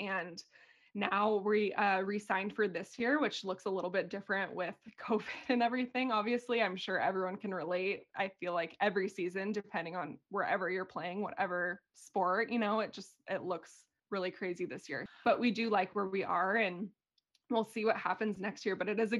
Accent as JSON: {"language": "English", "town": "San Diego", "region": "California", "country": "United States", "also_born_or_lived": "Boise, Idaho / Greenville, South Carolina / Syracuse, New York / Sweden", "moved": "as an adult", "lives_now": "Austria", "said": "I am from San Diego originally, and I went to Boise State University for college"}